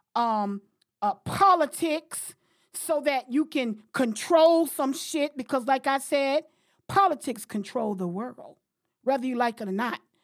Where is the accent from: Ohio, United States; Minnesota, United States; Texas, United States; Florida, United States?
Florida, United States; moved away as an adult; now in Washington, D.C., United States; I've been living in Washington, D C for thirty years, thirty plus years now. Came up here in eighty-nine, okay? But I'm from Florida